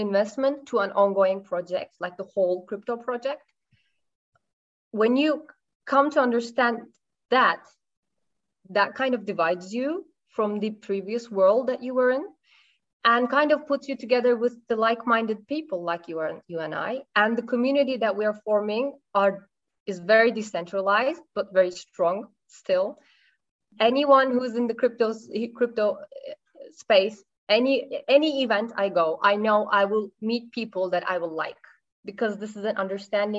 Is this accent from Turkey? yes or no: yes; Turkey; I am Turkish